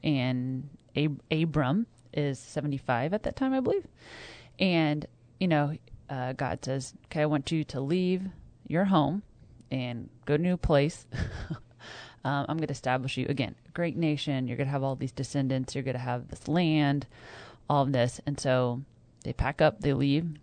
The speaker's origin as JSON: {"language": "English", "region": "Kansas", "country": "United States", "tie": "born or raised there", "moved": "yes", "lives_now": "North Texas, United States", "said": "I grew up in Kansas"}